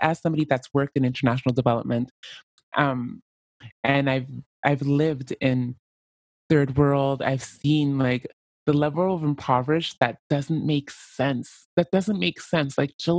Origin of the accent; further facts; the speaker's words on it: Canada; Like, as a Canadian, I am not the most oppressed group because there's somebody below me, the Native Americans.